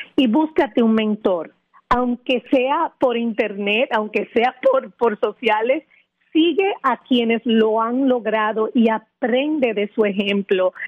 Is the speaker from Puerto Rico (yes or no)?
no; Dominican Republic; moved away as an adult; now in Florida, United States; al mudarme aquí de mi país natal, República Dominicana